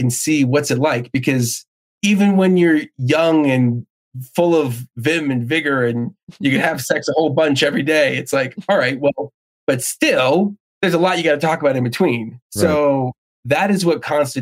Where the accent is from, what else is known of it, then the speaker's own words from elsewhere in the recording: New Jersey, United States; I grew up in New Jersey